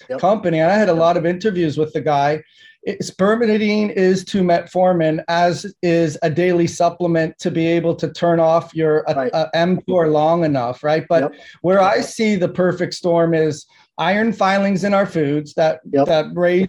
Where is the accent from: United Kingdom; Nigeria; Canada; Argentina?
Canada; Toronto, Ontario; I grew up in Canada and in Toronto in the 70s